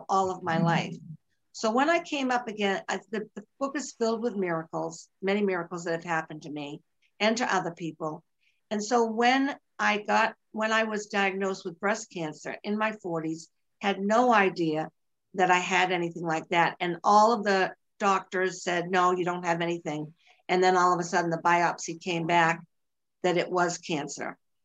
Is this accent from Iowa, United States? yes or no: no; Boston, Massachusetts, United States; accent: Bostonian; now in Virginia, United States; I am from Massachusetts, but I live in Virginia, but nobody could miss my Bostonian accent.